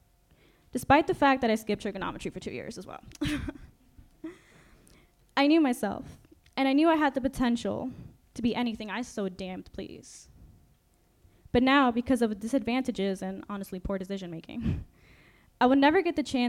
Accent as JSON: {"language": "English", "town": "New York City", "region": "New York", "country": "United States", "tie": "born or raised there", "also_born_or_lived": "Mexico", "second_language": "English", "said": "I grew up in New York City, a multicultural melting pot"}